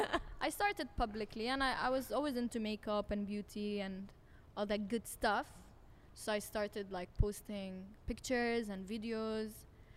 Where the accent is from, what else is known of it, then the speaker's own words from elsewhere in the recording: Abu Dhabi, United Arab Emirates; also born or lived in Jordan; I was born in Jordan. Yeah. And I was raised all my life in Abu Dhabi. I graduated from Canadian International School.